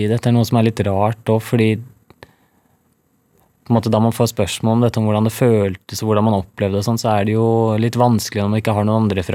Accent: Norway; Og på Rolløkka, der jeg kommer fra, det er jo et av de dyreste strøkene i Norge

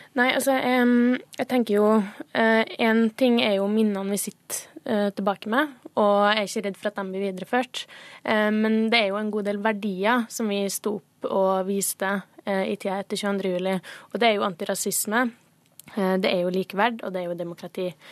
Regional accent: Sunndal, Møre og Romsdal, Norway; moved away; jeg var hjemme hos foreldrene mine hjemme i Sunndal

